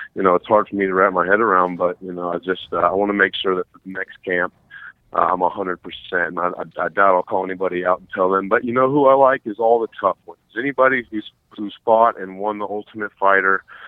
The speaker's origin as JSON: {"language": "English", "town": "Tallahassee", "region": "Florida", "country": "United States", "tie": "born or raised there", "lives_now": "Miami, United States", "said": "I, I'm from Tallahassee."}